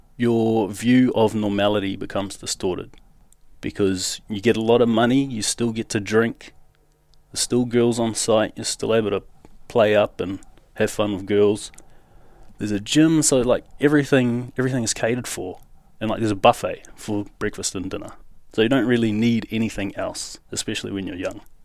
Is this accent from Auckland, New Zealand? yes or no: yes; Auckland, New Zealand; moved away as an adult; now in Western Australia, Australia; I grew up in South Auckland, so that's in New Zealand